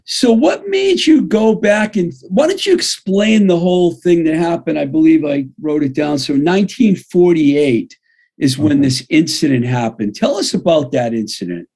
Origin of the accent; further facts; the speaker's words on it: Worcester, Massachusetts, United States; moved away as an adult; also born or lived in California / Boston; now in Pittsburgh, United States; I grew up in the Worcester area, Worcester, Massachusetts area